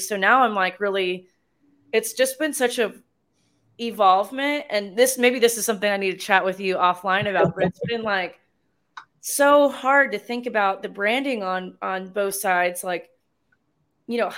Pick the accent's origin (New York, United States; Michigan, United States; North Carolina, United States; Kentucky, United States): North Carolina, United States; now in San Angelo, United States; I'm originally from North Carolina